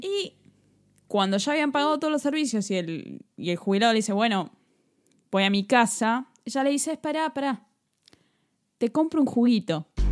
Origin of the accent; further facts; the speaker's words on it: Buenos Aires, Argentina; nosotros venimos de Capital Federal